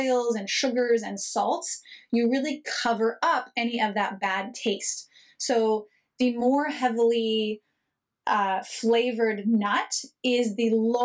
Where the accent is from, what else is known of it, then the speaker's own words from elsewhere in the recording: United States; moved away as an adult; also born or lived in Israel; I am an American